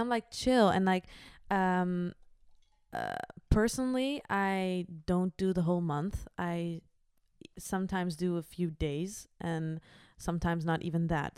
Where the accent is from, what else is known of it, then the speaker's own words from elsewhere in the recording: Achterhoek, Gelderland, Netherlands; now in The Hague, Netherlands; From the Achterhoek